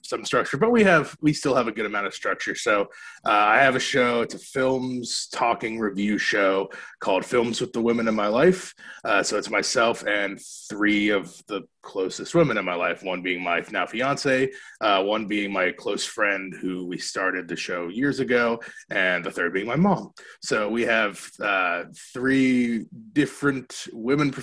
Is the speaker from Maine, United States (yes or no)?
yes; Maine, United States; moved away; I grew up in Maine, so we're doing it in my family's backyard.